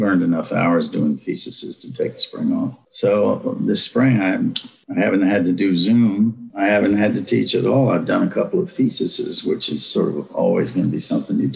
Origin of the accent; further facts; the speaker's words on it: Virginia, United States; accent: silken Virginia; now in California, United States; my silken Virginia accent